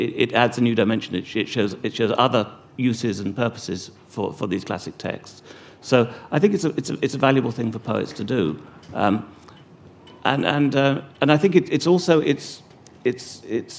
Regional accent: England, United Kingdom; moved away as an adult; now in Wales, United Kingdom; I'm English

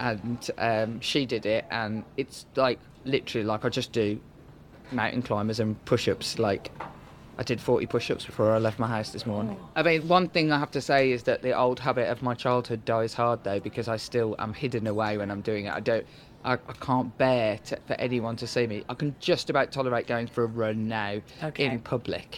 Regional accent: Birmingham, West Midlands, United Kingdom; I come from Birmingham, so you sort of raised eating really, really sort of what would be described sort of peasant food

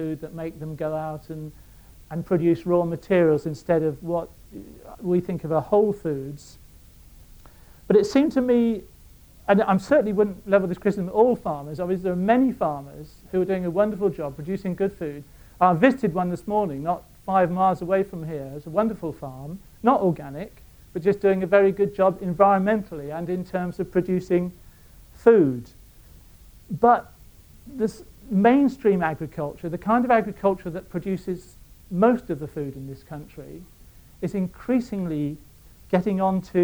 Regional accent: Reading, South East England, United Kingdom; moved away as an adult; also born or lived in Bangor / Dorset; I come from Reading

